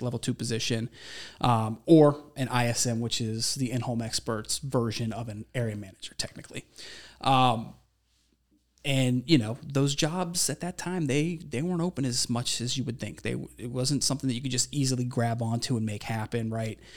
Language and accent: English; Ohio, United States; moved away as an adult; also born or lived in Minnesota; I'm from Ohio